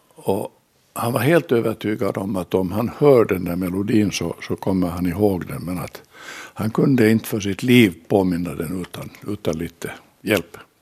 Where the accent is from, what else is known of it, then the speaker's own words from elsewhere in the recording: Finland; vi var från Finland